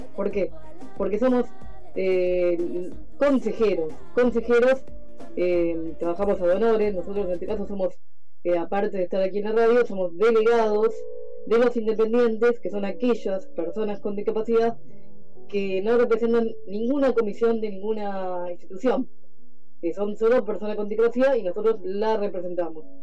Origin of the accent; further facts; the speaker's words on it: Mar del Plata, Buenos Aires Province, Argentina; Somos eh, ciudadanos de Mar del Plata